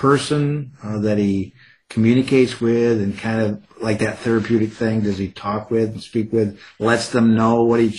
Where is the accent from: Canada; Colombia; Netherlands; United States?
United States; Buffalo, New York; also born or lived in San Diego; I'm from Buffalo, so we have a huge heater.